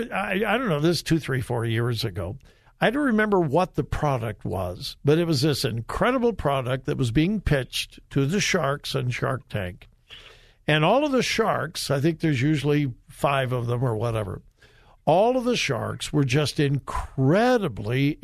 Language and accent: English; Westerville, Ohio, United States; my hometown